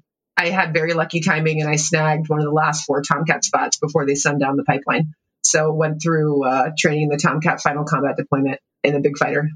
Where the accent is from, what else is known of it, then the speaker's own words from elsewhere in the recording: Pittsburgh, Pennsylvania, United States; now in Whitefish, United States; I now call Whitefish, Montana hometown. I love Pittsburgh, but Whitefish, it's the best town in the world. But grew up in Pittsburgh